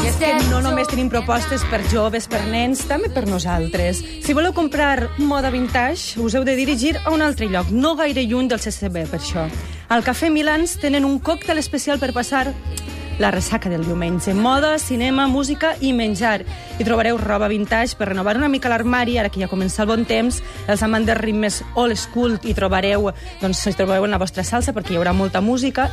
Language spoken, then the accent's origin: Catalan; Valencian Community, Spain; moved away; sóc valenciana